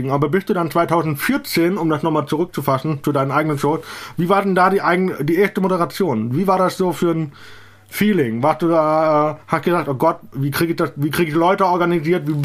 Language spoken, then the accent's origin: German; Eifel, Germany; danach habe ich dann Outing in der Eifel gemacht, also da, wo ich herkomme.